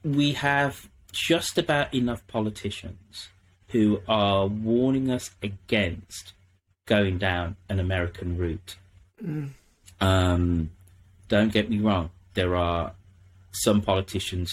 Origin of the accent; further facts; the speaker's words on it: England, United Kingdom; now in California, United States; I'm English